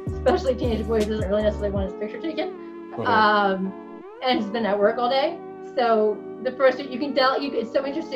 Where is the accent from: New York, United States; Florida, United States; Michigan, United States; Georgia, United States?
New York, United States; I'm a New Yorker